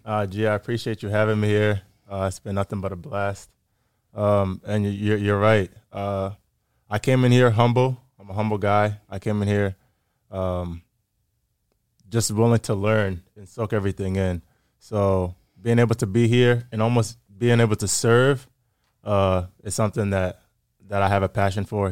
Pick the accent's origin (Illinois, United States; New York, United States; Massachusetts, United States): Massachusetts, United States; Framingham; also born or lived in Grafton, Massachusetts; I grew up in Framingham, Massachusetts